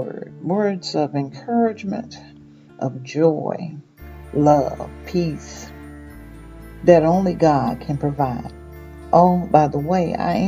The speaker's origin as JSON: {"language": "English", "region": "Mississippi", "country": "United States", "tie": "born or raised there", "moved": "yes", "said": "I was born and raised in Mississippi, but I have traveled and lived in many places"}